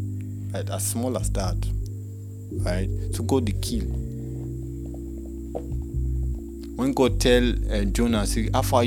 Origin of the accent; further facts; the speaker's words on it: Nigeria; I'm from Nigeria